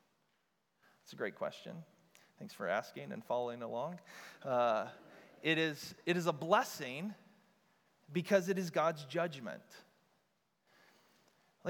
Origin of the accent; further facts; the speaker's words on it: United States; we as modern American Christians